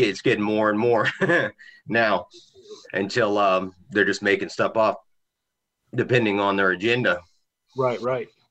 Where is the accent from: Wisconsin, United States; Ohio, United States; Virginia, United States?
Virginia, United States; now in South Carolina, United States; I'm from Virginia